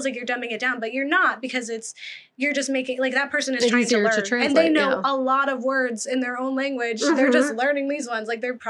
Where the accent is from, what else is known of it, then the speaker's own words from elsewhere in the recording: Massachusetts, United States; accent: Boston; moved away; I was born in Massachusetts. And so I have a lot of family from Boston. My mom has the accent every now and again. It's not as strong.